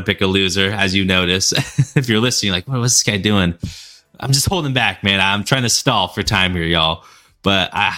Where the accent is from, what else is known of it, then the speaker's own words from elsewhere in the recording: Sacramento, California, United States; moved away; Shout out Sacramento, man. My hometown now. Well, not now. Where my parents live. Went to school.